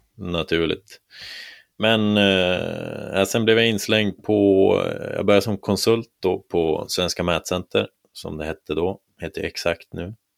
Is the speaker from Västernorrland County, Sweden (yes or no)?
yes; Härnösand, Västernorrland County, Sweden; moved away as an adult; also born or lived in Kramfors; now in Stockholm, Sweden; Jag kom ursprungligen från Härnösand